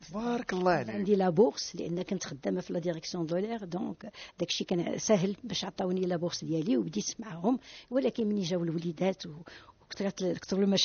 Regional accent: Marrakesh, Marrakesh-Safi, Morocco; also born or lived in Azrou / Fez (parents' origin); الوالدين من اصل فاسي وانا مزيوده في ازرو من ان فيلاج بيربيق ومن بعد في سبع سنين جيت لمراكش

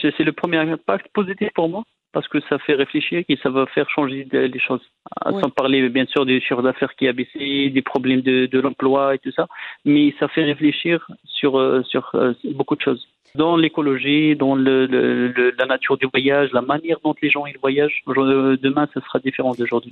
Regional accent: Morocco; nous, au Maroc

